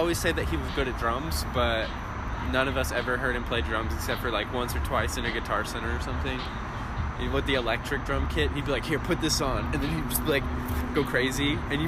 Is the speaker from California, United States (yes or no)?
no; Houston, Texas, United States; moved away as an adult; Yes, I am from Houston.